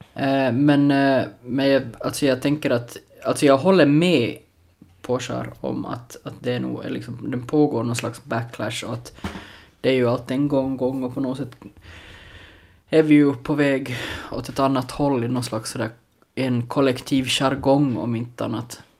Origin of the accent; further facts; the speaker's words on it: Larsmo, Ostrobothnia, Finland; Larsmo, eh, där jag är ifrån